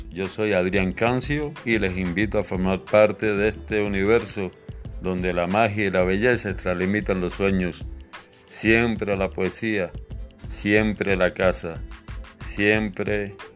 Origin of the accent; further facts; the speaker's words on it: Eastern Cuba, Cuba; porque es un trío de la región oriental de mi Cuba Dorada, de donde es el poeta Gabriel, de donde soy yo.